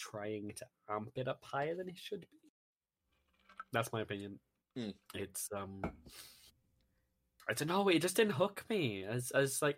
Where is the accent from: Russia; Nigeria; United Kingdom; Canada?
United Kingdom; as a British citizen